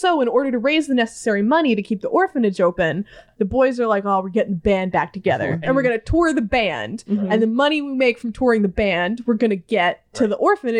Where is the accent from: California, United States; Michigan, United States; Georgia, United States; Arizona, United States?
Michigan, United States; Detroit; also born or lived in Barrington, Illinois; I was born outside of Chicago. I was born in Barrington, which until my family moved to Detroit was the place my parents had lived in the longest.